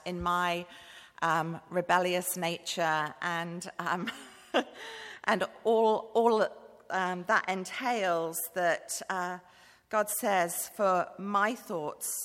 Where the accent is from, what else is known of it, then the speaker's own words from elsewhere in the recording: Bath, South West England, United Kingdom; moved away as an adult; also born or lived in Manchester; now in Cambodia; I grew up in Bath